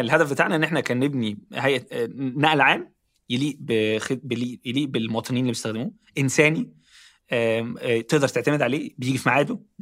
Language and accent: Arabic; Ismailia, Ismailia Governorate, Egypt; moved away; also born or lived in Cairo; انا اصلا مش من القاهره يعني انا اصلا من من محافظه جنب القاهره اسمها اسماعيليه